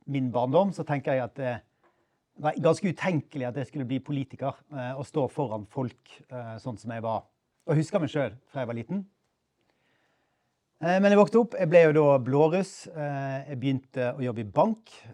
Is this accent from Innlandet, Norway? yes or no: no; Bergen, Vestland, Norway; born there; Jeg ble født i Bergen for 56 eh, år siden.